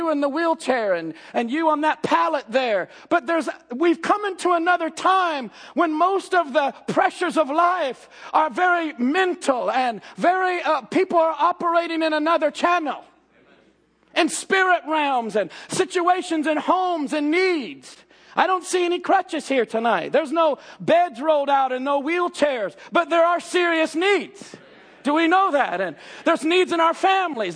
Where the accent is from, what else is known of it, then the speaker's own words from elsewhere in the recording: Jeffersonville, Indiana, United States; born and raised in Jeffersonville